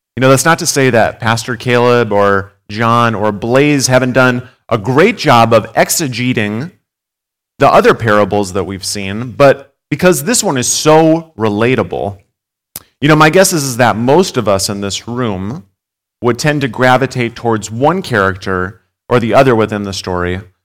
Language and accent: English; Gackle, North Dakota, United States; now in Jamestown, United States; I'm originally from Gackle, um, but live in Jamestown now